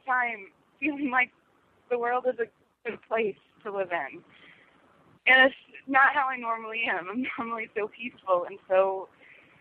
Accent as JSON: {"language": "English", "region": "Missouri", "country": "United States", "said": "I'm from Missouri"}